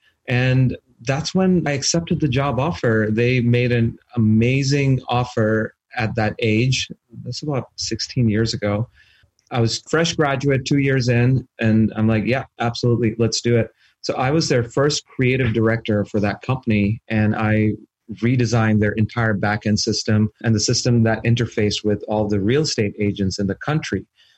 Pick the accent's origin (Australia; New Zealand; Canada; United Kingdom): Canada; now in United States; I am Canadian. I have a green card here in the U.S. So I'm a permanent resident.